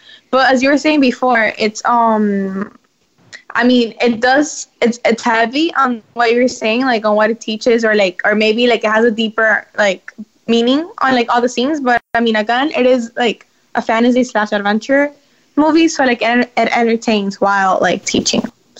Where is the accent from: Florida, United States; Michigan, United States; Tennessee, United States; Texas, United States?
Florida, United States; Miami; from Miami.